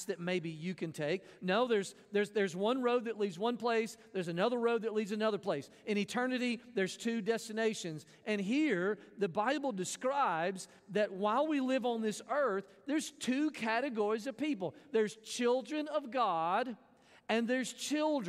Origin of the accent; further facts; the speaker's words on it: Mississippi, United States; I grew up in Mississippi